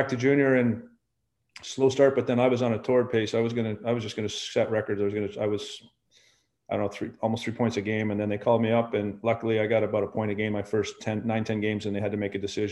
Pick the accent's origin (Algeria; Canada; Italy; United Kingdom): Canada; Ottawa, Ontario; I was born in Ottawa, Ontario. So that was sort of, I'm in Ontario